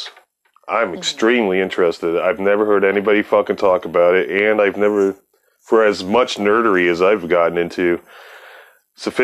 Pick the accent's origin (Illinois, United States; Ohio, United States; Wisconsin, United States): Ohio, United States; Akron; moved away; the Northeast corner near Akron where I'm from